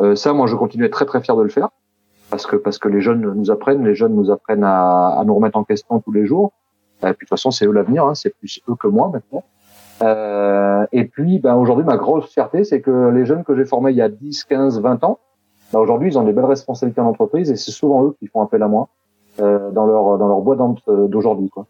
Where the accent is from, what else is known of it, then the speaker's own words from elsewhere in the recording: Clermont-Ferrand, Auvergne-Rhône-Alpes, France; moved away as an adult; also born or lived in south-east France; now in Toulouse, France; mais je suis pas toulousain, moi, je suis de Clermont-Ferrand à la base